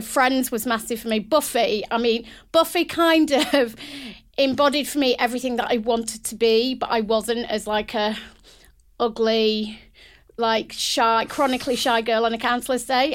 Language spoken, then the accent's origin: English; United Kingdom; a British, proud British woman